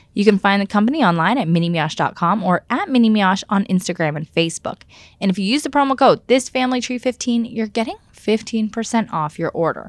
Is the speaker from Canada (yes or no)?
yes; Canada; as a Canadian